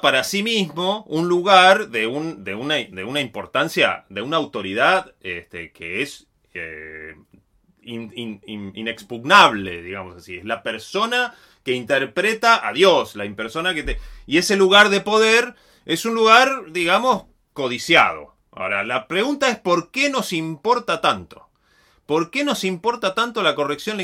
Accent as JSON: {"language": "Spanish", "region": "Río Negro", "country": "Argentina", "said": "Yo soy de Río Negro"}